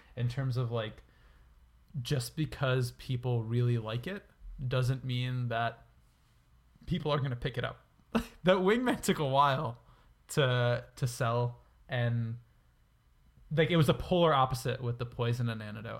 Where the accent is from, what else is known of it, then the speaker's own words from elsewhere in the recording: New York, United States; I'm from New York